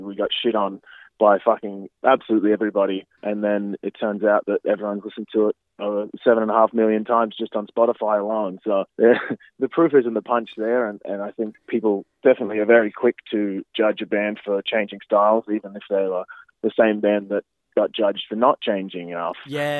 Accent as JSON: {"language": "English", "town": "Gympie", "region": "Queensland", "country": "Australia", "tie": "born or raised there", "also_born_or_lived": "Brisbane / Melbourne", "moved": "as an adult", "lives_now": "Toronto, Canada", "said": "Yeah, I just moved to Toronto. So I was in Melbourne for about 8 years after I moved from Brisbane. So yeah, I really only lived in Brisbane for about, probably 7 years after I moved home from Gympie."}